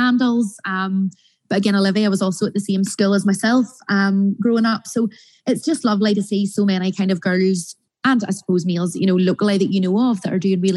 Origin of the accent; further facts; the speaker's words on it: North Coast, Northern Ireland, United Kingdom; I'm obviously from the North Coast area